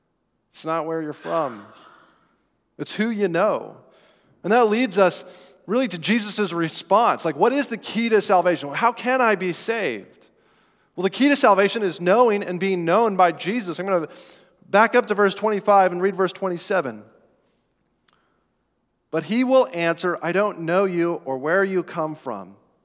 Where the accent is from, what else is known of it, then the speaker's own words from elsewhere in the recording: Colorado, United States; I don't remember most of the sermons at the church I grew up in out in Colorado.